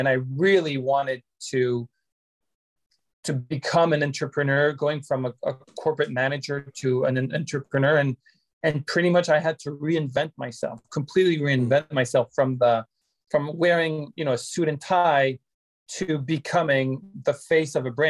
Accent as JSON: {"language": "English", "country": "France", "also_born_or_lived": "Vancouver, Canada", "moved": "as an adult", "lives_now": "China", "said": "Originally, I'm from France, and then I left Canada. I left France in 2005 with just a suitcase for Canada, and I moved there."}